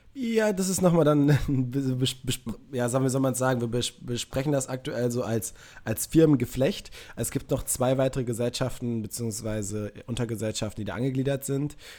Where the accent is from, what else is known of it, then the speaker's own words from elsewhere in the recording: Münster, North Rhine-Westphalia, Germany; ich komme aus Münster, also ein paar Kilometer weiter weg als München